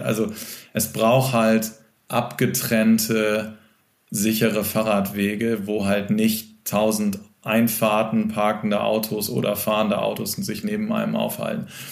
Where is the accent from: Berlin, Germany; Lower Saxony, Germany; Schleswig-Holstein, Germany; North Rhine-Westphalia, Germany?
Lower Saxony, Germany; Cuxhaven; now in Hamburg, Germany; aus meiner Heimatstadt, aus Cuxhaven